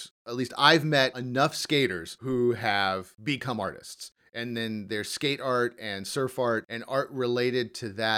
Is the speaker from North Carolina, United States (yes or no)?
no; Los Angeles, California, United States; I grew up in the Valley as well.